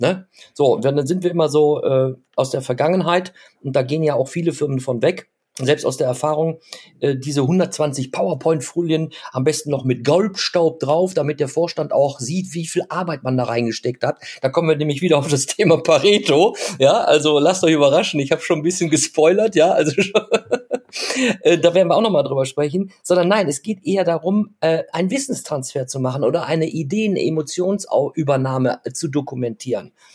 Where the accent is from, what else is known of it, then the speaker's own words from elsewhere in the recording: Germany; ich bezeichne uns ja jetzt als Deutsche